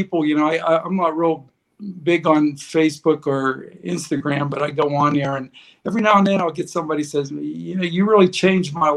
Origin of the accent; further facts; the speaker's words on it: Pittsburgh, Pennsylvania, United States; moved away as an adult; now in Cleveland, United States; I want to say Pittsburgh